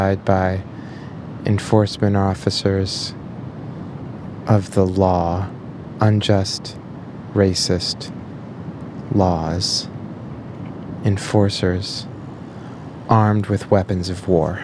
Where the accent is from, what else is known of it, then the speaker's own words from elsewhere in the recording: Minnesota, United States; moved away; my home state of Minnesota